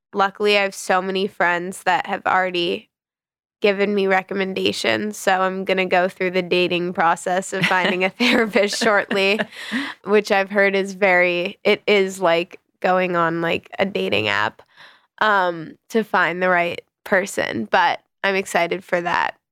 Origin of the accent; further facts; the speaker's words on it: New York, United States; I grew up in the West Village